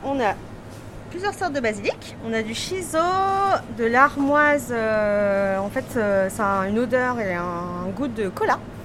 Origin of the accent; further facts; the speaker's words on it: Bain-de-Bretagne, Brittany, France; now in Piré-Chancé, France; moi, je suis né à Bain-de-Bretagne